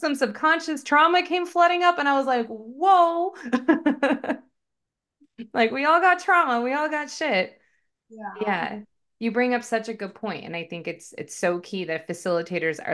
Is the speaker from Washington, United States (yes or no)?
yes; Washington, United States; now in Phoenix, United States; So I'm originally from Washington State, born and raised. Lived about 40 minutes north of downtown Seattle